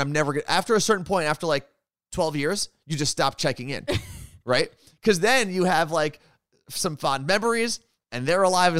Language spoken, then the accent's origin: English; Kirksville, Missouri, United States; My hometown is Kirksville, and the locals are called Kirksvillians.